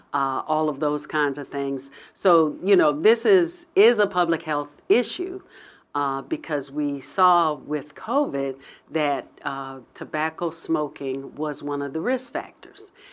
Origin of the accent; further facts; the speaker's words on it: Hampton, Virginia, United States; also born or lived in Pennsylvania; I grew up in Hampton, and I, uh, went to undergrad at Hampton